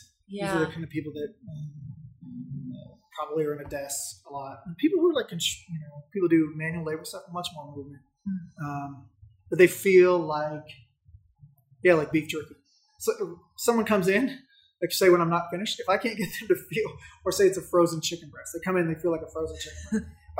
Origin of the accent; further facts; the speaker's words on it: Saudi Arabia; also born or lived in Germany / Florida / Alabama / Indiana; now in United States; I was born in Germany, but then I grew up in Saudi Arabia. And then I moved to Northwest Florida, college in Alabama, Indiana, and I'm here.